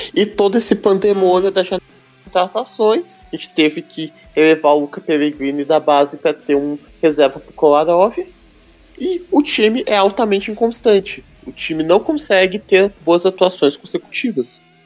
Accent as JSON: {"language": "Portuguese", "area": "near São Miguel das Missões", "region": "Rio Grande do Sul", "country": "Brazil", "tie": "born or raised there", "said": "Eu vou nas ruínas de São Miguel, porque é perto da minha cidade natal"}